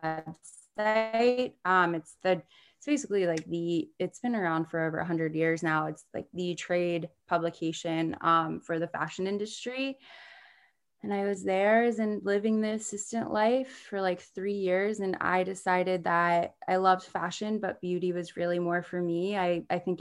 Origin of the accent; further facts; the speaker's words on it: D.C., Maryland, United States; I grew up in Maryland, outside of Washington, D.C. in the States.